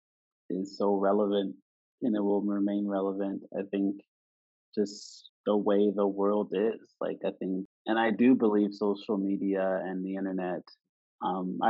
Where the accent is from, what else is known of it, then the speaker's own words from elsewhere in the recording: Nova Scotia, Canada; I was raised, how I was brought up in Canada, in this little province called Nova Scotia